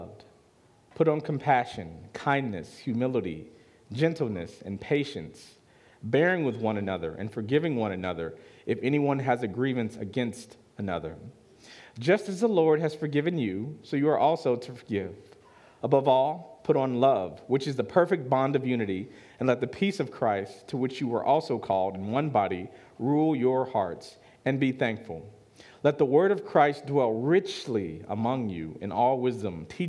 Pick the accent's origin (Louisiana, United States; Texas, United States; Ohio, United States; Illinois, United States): Illinois, United States; Chicago; I'm from Chicago.